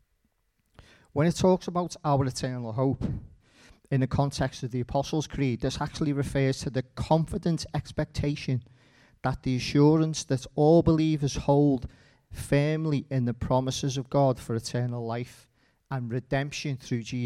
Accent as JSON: {"language": "English", "town": "Liverpool", "region": "North West England", "country": "United Kingdom", "tie": "born or raised there", "said": "I grew up in Liverpool, a place called Old Swan."}